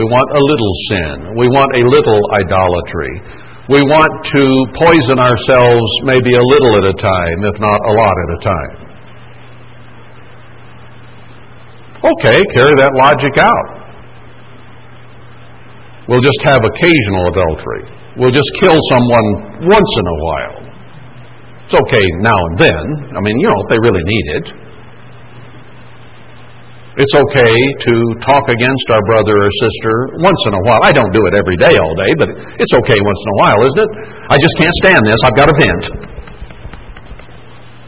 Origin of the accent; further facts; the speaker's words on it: United States; as an American